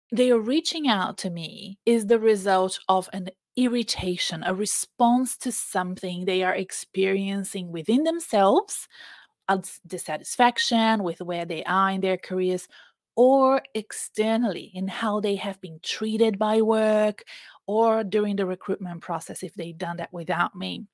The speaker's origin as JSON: {"language": "English", "country": "Brazil", "second_language": "English", "moved": "yes", "lives_now": "Melbourne, Australia", "said": "I went to Brazil, which is my home country. You can tell I have an accent"}